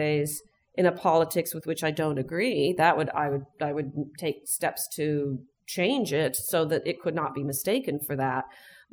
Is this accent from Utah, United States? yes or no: no; Chicago, Illinois, United States; I'm from Chicago